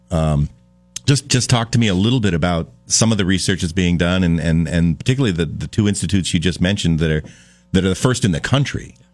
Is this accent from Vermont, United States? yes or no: yes; Addison County, Vermont, United States; I come from Addison County